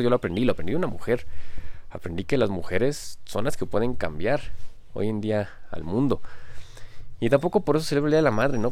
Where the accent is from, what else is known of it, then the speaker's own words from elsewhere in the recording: Mexico; soy mexicano